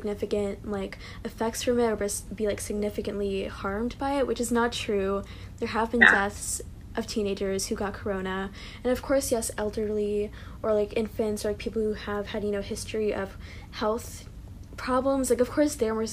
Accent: California, United States; I'm from California

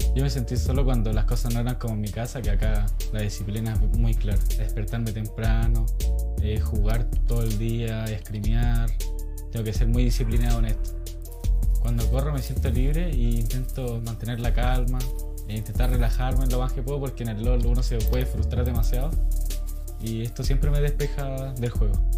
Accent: Arica, Arica y Parinacota, Chile; moved away; Nací en Chile de Arica

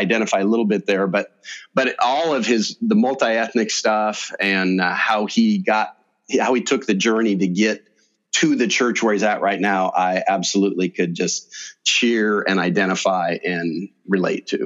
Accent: Cambridge, Iowa, United States; I'm from here. I was born over in Cambridge, Iowa

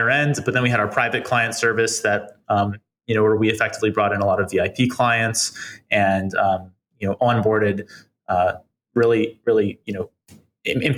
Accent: East Coast, United States; now in New York, United States; I'm not from New York, but I am from the East Coast

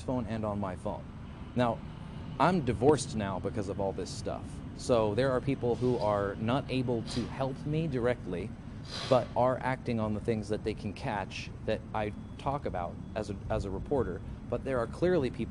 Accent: Colorado, United States; also born or lived in Grand Junction, Colorado; I'm from Colorado

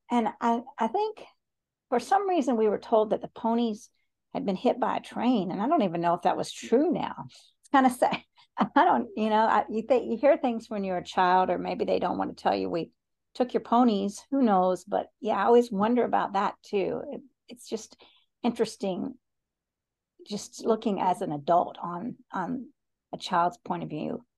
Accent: Chattanooga, Tennessee, United States; I was born in Chattanooga, Tennessee

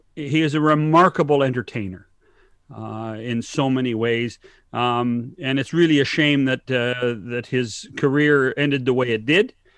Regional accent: Canada; as a Canadian

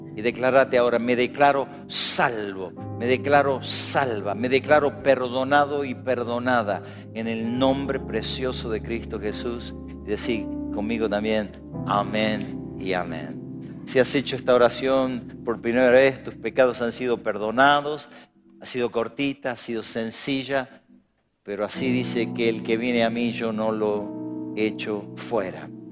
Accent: Argentina; Acá vamos a prosperar en Argentina, en mi tierra, en mi ciudad

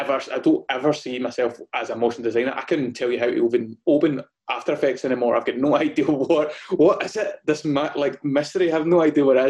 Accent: Gourock, Scotland, United Kingdom; moved away as an adult; also born or lived in London; so I'm based in a place called Gourock in Scotland. So it's about 45 minutes away from Glasgow. It's a little beautiful coastal town, and I kind of grew up around here

